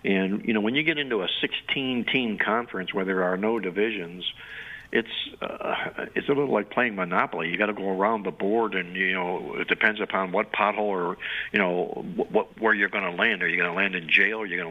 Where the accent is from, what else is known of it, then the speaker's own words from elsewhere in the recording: Cleveland, Ohio, United States; I'm from Cleveland, Ohio